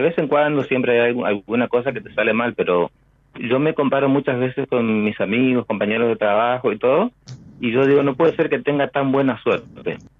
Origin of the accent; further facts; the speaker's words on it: Chaco, Argentina; moved away as an adult; now in Peru; yo nací en el Chaco, en San Sí. Pero hace como unos siete años me fui y estoy viviendo en Perú